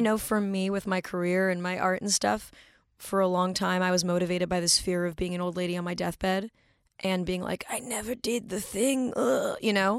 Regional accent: Manhattan Beach, California, United States; born or raised there

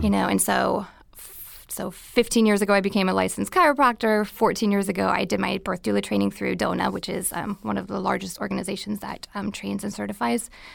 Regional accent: Minnesota, United States; moved away as an adult; now in California, United States; I was born and raised in Minnesota

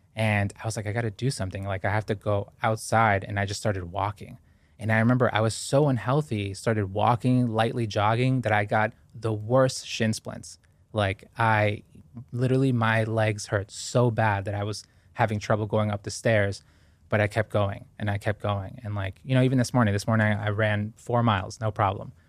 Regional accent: Boston, Massachusetts, United States; born or raised there; also born or lived in Guayaquil, Ecuador

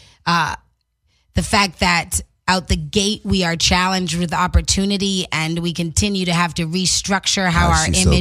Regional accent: Canada; I'm Canadian

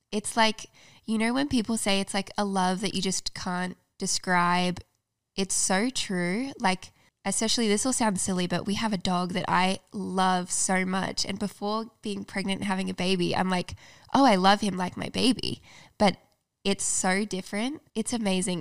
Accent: Australia; moved away as an adult; now in United States; I'm from Australia

